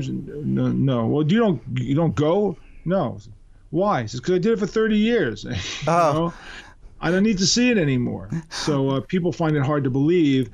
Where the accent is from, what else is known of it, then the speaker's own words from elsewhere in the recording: New York, United States; being a New Yorker